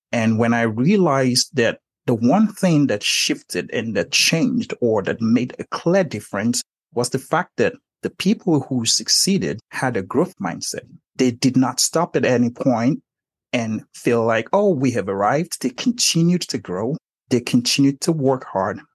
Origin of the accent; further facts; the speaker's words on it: Nigeria; moved away; I was born and raised in Nigeria.